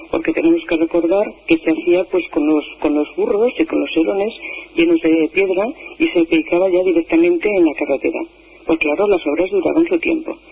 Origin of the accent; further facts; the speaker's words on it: Alburquerque, Extremadura, Spain; also born or lived in Salto de Torrejón, Extremadura; fui a nacer al pueblo de Alburquerque